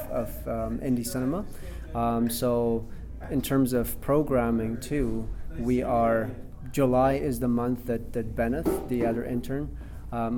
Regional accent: Afghanistan; moved away as an adult; also born or lived in Toronto; now in Canada; I'm originally from Afghanistan, and that's where I used to do film

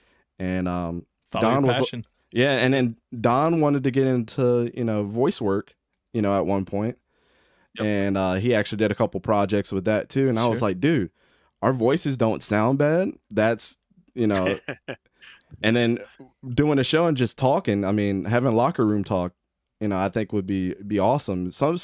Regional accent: Baltimore, Maryland, United States; Grew up in Baltimore

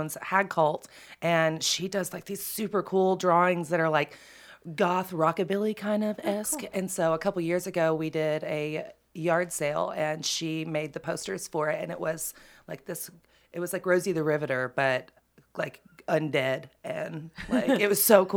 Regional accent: Knoxville, Tennessee, United States; I grew up in Knoxville and have been here my whole life.

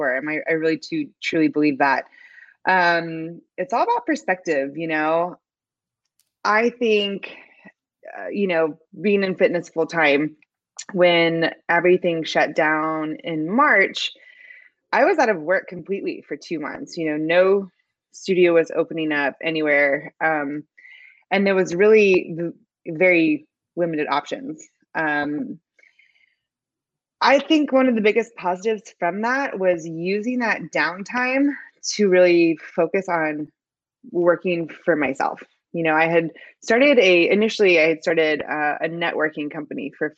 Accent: Pennsylvania, United States; moved away as an adult; now in Houston, United States; I'm originally from Pennsylvania

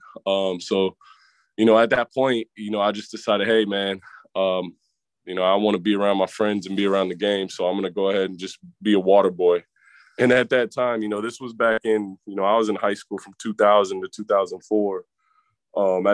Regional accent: Virginia, United States; I'm from Virginia

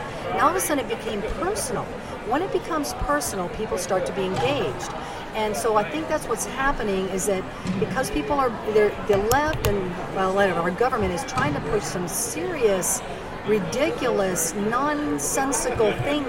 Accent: Caracas, Capital District, Venezuela; born there; Well, I was born in Caracas, Venezuela, and I've had the privilege of living all over the world.

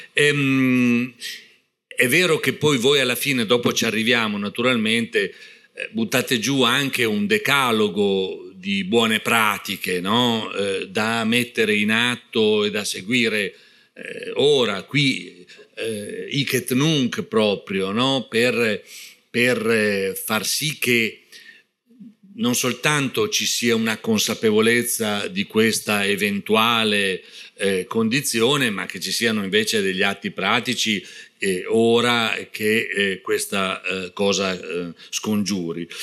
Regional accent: Parma, Emilia-Romagna, Italy; io sono di Parma

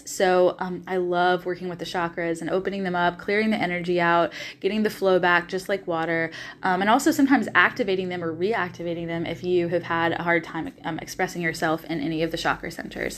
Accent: Nashville, Tennessee, United States; moved away as an adult; also born or lived in Los Angeles, California; now in Australia; I am originally from Nashville, Tennessee

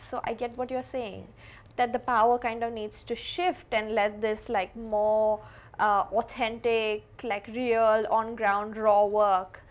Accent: India; I grew up in India

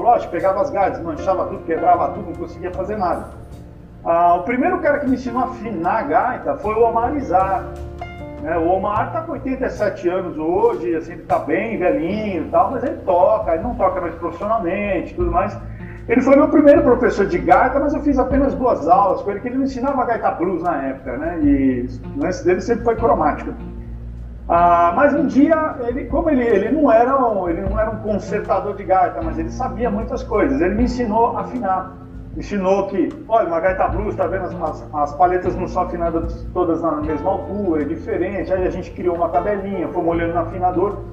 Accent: Brazil; nós somos brasileiros

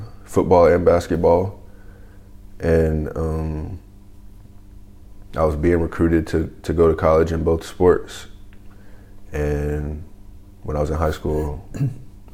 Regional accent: Chattanooga, Tennessee, United States; moved away as an adult; I'm from Chattanooga, Tennessee.

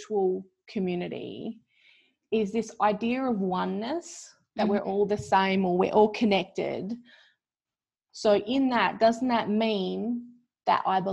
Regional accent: Wongatha country, Western Australia, Australia; now in Perth, Australia; I was born on Wongatha country

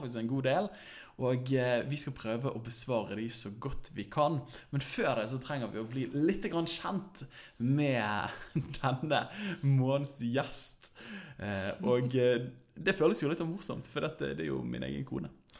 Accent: Bergen, Vestland, Norway; born or raised there

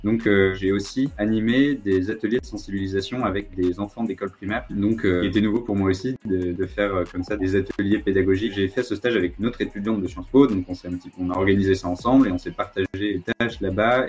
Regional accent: Brittany, France; moved away as an adult; now in Nancy, France; ma région d'origine en Bretagne

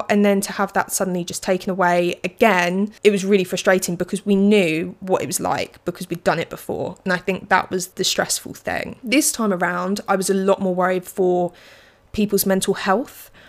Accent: England, United Kingdom; I am an English person, so I just read books.

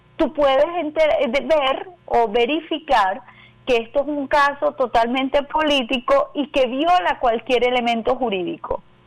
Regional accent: Venezuela; como venezolana

